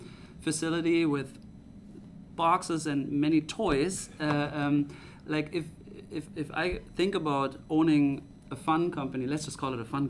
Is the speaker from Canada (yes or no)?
no; Germany; now in United States; I am from Germany, and this lake life and growing up in Minnesota, that's foreign to me